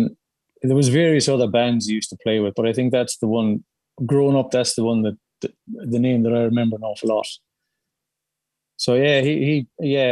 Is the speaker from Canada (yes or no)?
no; Clonmel, Munster, Ireland; moved away as an adult; now in Rockingham, Australia; I grew up in Cherrymount